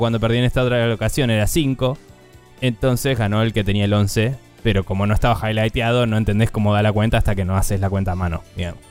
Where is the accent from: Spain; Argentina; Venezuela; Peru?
Argentina; nosotros siendo argentinos